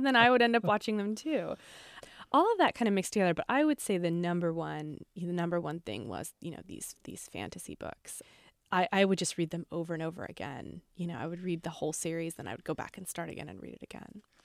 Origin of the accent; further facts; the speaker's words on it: Mojave Desert, Southern California, United States; I grew up in the Mojave Desert in Southern California